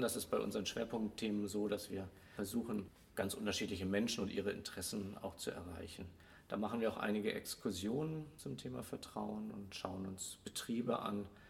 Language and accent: German; Hamburg, Germany; now in Swabia, Germany; als Hamburger, der hierher kommt, werde ich damit immer wieder konfrontiert. Du bist aber nicht von hier. Man hört es ja auch